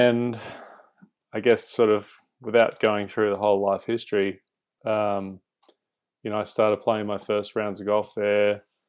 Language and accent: English; Singapore; when I was a kid growing up in Singapore, my dad would take me along to the driving range